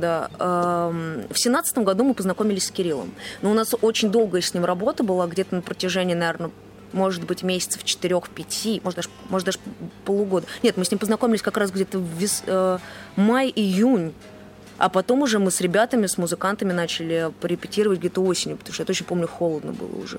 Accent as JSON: {"language": "Russian", "region": "Moscow", "country": "Russia", "moved": "as an adult", "lives_now": "Saint Petersburg, Russia", "said": "Я вообще сама из Москвы."}